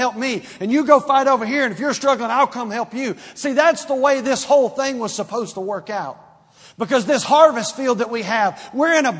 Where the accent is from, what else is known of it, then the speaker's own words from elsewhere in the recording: Stone Mountain, Georgia, United States; growing up in Stone Mountain, Georgia